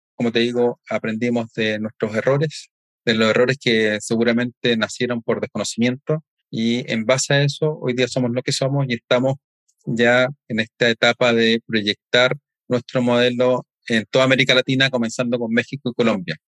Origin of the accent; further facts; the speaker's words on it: Chile; en mi país, en Chile